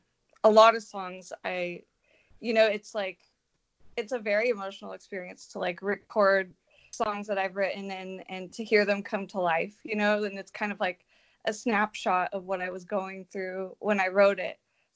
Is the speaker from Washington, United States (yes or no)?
no; California, United States; No, I'm from California, but I'm just in Nashville a lot.